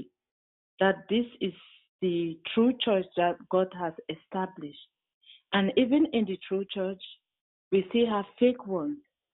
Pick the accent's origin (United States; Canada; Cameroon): Cameroon; I come from Cameroon